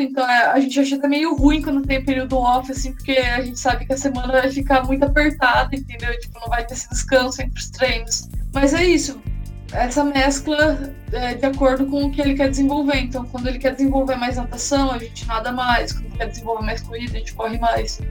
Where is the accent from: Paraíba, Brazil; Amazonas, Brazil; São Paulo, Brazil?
São Paulo, Brazil; Araras; eu sou nascida em Araras, no interior de São Paulo